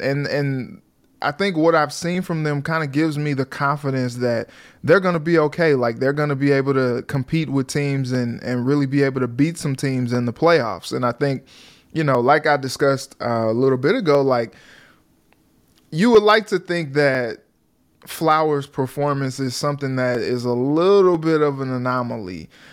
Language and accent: English; St. Louis, Missouri, United States; moved away; I'm from Saint Louis